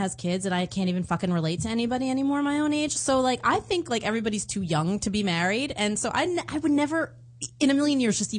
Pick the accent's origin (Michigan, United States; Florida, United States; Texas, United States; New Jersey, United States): New Jersey, United States; moved away as an adult; now in Los Angeles, United States; Also, I'm from New Jersey, and I just moved here a year ago, so I was single and 39 in New Jersey.